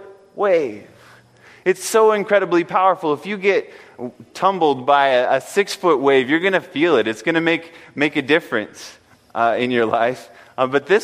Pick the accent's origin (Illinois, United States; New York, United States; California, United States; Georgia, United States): California, United States; also born or lived in Pennsylvania; I moved to California at about the age of 10, and it was just like a whole new country to me because I came from Pennsylvania